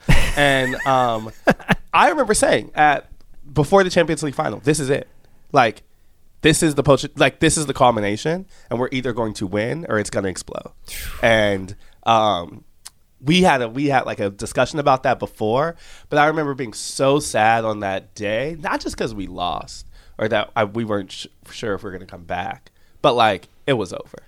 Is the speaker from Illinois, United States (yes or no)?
yes; outside Chicago, Illinois, United States; I'm from outside Chicago in the suburbs